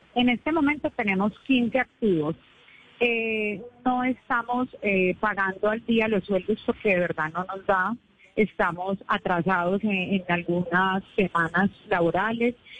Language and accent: Spanish; San Andrés, San Andrés and Providencia, Colombia; Yo no nací en San Andrés, pero me trajeron muy pequeña